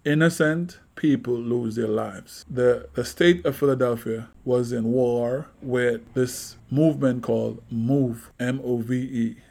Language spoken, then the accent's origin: English; Jamaica; now in United States; growing up in Jamaica